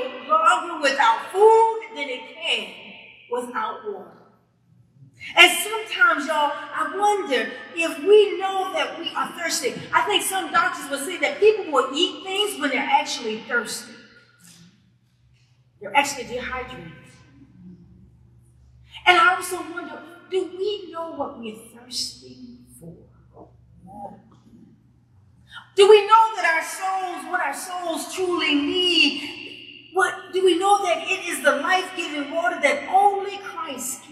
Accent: Columbia, South Carolina, United States; I am from Colombia, okay? And it's hot.

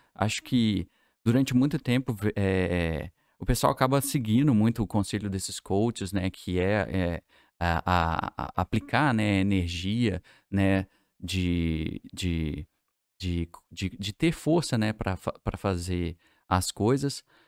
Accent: Divinópolis, Minas Gerais, Brazil

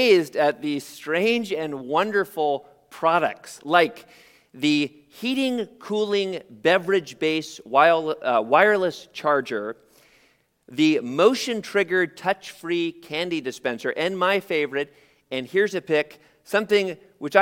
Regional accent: San Jose, California, United States; I was born in San Jose, only about 45 minutes from here, in the shadow of the Great Mall of Milpitas

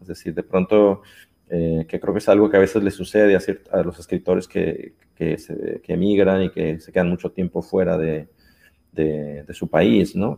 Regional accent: Jalisco, Mexico; moved away as an adult; also born or lived in Guadalajara, Mexico / Xalapa, Veracruz, Mexico / Brazil; now in Barcelona, Spain; soy un mexicano que vive en Barcelona

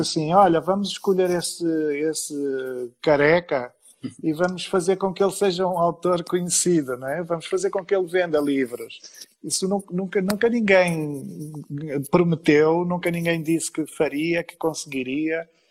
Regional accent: Vila do Conde, Norte, Portugal; na pequena cidade onde cresci desde os 10 anos

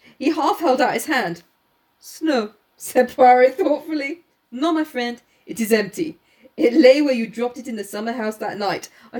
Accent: England, United Kingdom; I'm a full-blown Brit.

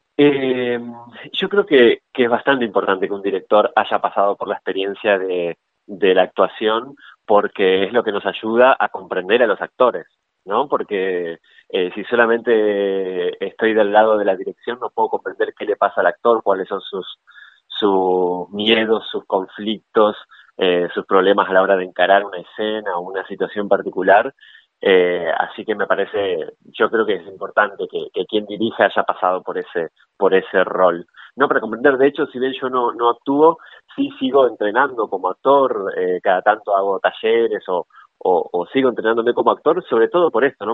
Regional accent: Gualeguay, Entre Ríos, Argentina; nosotros somos de Entre Ríos, de la ciudad de Gualeguay

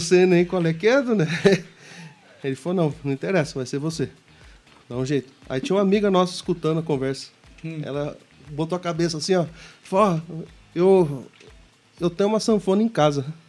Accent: São Bernardo do Campo, São Paulo, Brazil; now in Curitiba, Brazil; Eu nasci em São Bernardo do Campo, lá no, na Grande São Paulo, no ABC.

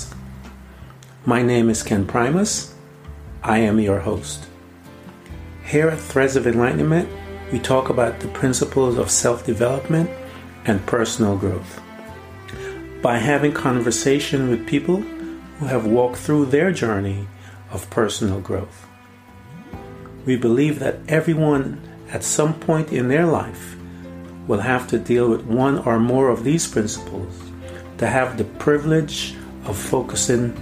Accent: Guyana; As a young boy, I grew up in Guyana

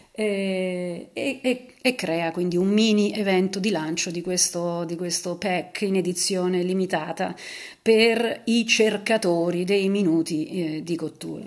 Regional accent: Naples, Campania, Italy; sono napoletana anch'io

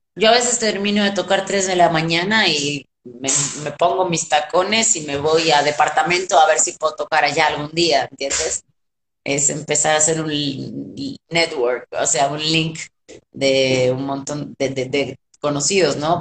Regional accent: Argentina; moved away as an adult; now in Mexico; como cualquier argentino

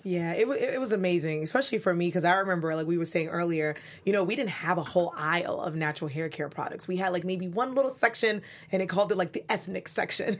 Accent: New York City, New York, United States; now in Los Angeles, United States; I'm from Brooklyn, as I tell you guys all the time, 'cause that's what New Yorkers do.

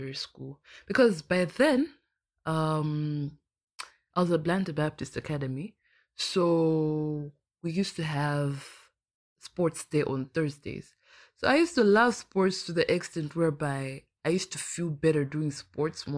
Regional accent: Blantyre, Southern Region, Malawi; I'm from Blantyre, Malawi

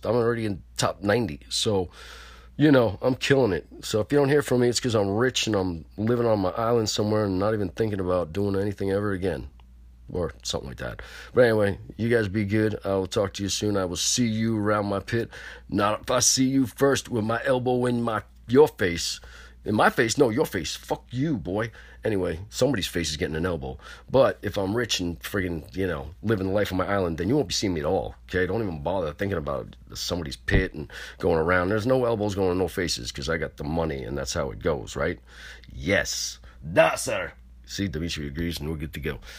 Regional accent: Pearl River, New York, United States; New York, New City, and Pearly River. Yo, what's up, my hometown

